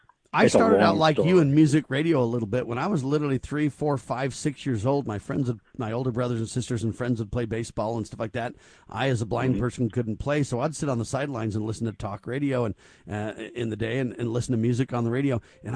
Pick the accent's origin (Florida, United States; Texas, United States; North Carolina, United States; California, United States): California, United States; Camarillo; I grew up in Southern California in a place called Camarillo